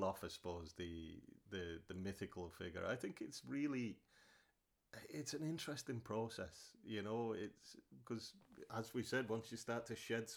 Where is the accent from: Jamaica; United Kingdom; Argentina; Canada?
United Kingdom; the north of England; we're a pragmatic people as Northern English